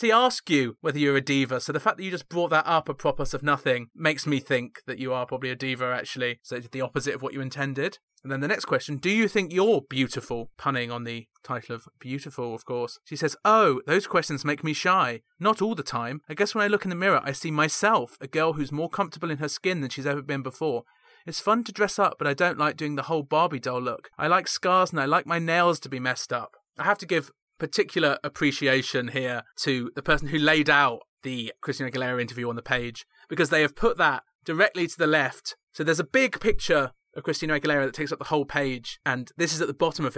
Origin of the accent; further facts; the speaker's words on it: United Kingdom; Me as a British person